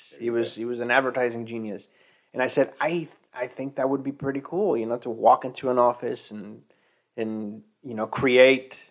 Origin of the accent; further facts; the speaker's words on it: Mexico; moved away; also born or lived in Arizona; I was born and raised in Mexico